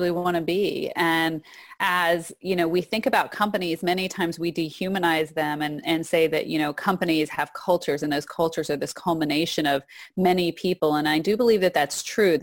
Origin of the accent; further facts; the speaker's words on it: Texas, United States; moved away; also born or lived in Arizona; I actually also grew up in Texas. I was born in Texas